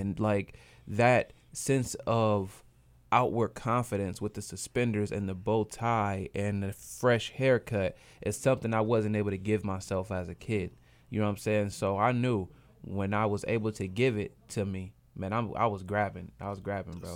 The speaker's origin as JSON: {"language": "English", "town": "Grand Rapids", "region": "Michigan", "country": "United States", "tie": "born or raised there", "said": "Grand Rapids, Michigan, my hometown"}